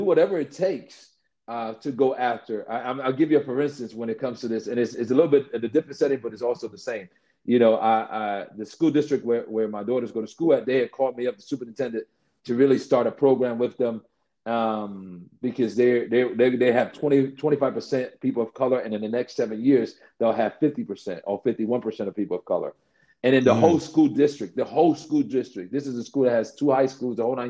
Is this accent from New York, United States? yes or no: yes; New York City, New York, United States; I grew up in the Bronx, one of the things that was the fight with me as a kid, and this is years ago in the South Bronx